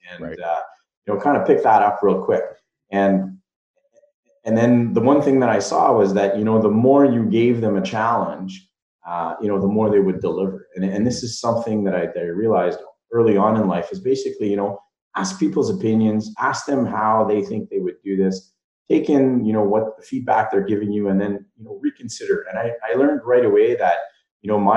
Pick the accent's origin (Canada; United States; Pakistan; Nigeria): Canada; Dubreuilville, Ontario; I come from Dubreuilville.